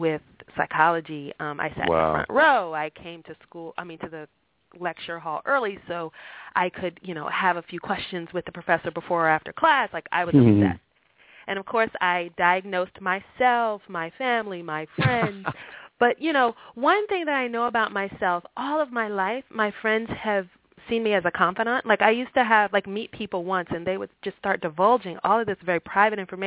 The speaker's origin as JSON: {"language": "English", "town": "Washington", "region": "District of Columbia", "country": "United States", "tie": "born or raised there", "said": "I'm a Washingtonian"}